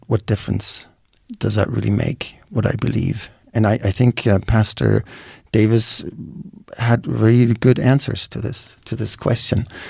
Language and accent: English; Germany; moved away; I'm from Germany